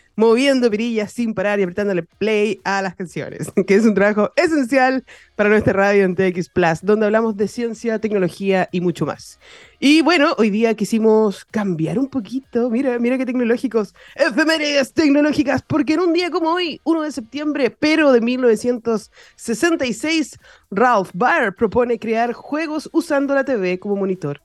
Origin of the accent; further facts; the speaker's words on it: Chile; also born or lived in Viña del Mar; como buen chileno, desde las 12 de la noche estamos celebrando eh, todo, ser chileno